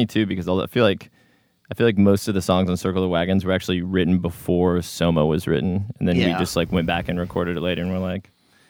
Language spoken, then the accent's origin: English; Seattle, Washington, United States; moved away as an adult; now in Portland, United States; I'm born and raised in Seattle, Washington.